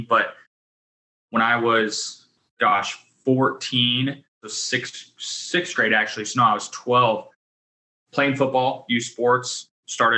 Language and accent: English; Pratt, Kansas, United States; I grew up in a small town in Western Kansas, Pratt